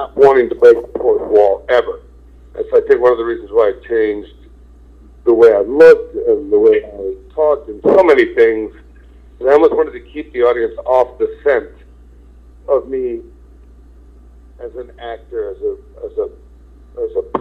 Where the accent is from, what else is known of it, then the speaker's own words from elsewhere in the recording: New Jersey, United States; moved away; I grew up in New Jersey